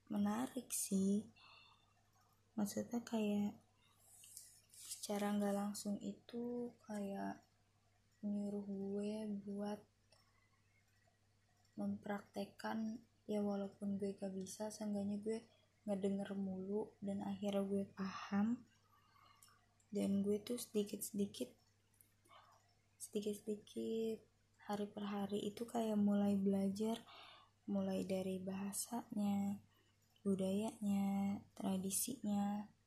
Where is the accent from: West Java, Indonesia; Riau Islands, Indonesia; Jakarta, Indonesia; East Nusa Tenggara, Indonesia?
West Java, Indonesia; Depok; born there; Eh, gue itu lahir di Depok. Adik gue juga sama lahir di Depok.